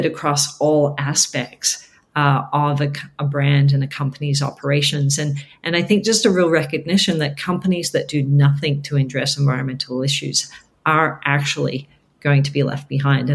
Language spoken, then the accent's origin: English; Australia; moved away; I'm from Australia originally